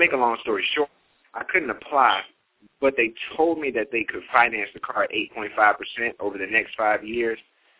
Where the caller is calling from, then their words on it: Dallas, Texas, United States; I'm calling from Dallas, Texas.